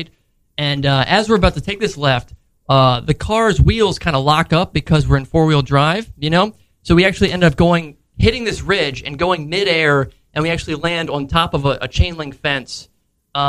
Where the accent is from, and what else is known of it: Havre de Grace, Maryland, United States; born or raised there